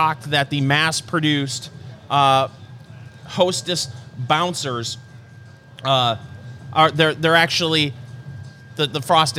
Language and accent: English; Saginaw, Michigan, United States; born or raised there; moved away